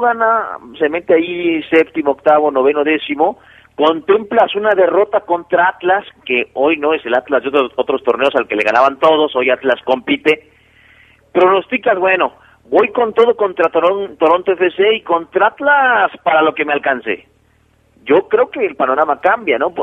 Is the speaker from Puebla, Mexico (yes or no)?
no; Mexico City, Mexico; now in León, Mexico; yo soy del del DF. Evidentemente en el DF se escucha mucho la cumbia